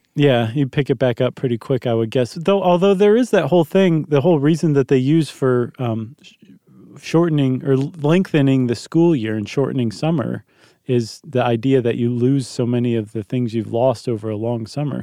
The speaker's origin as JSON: {"language": "English", "country": "United States", "said": "as an American"}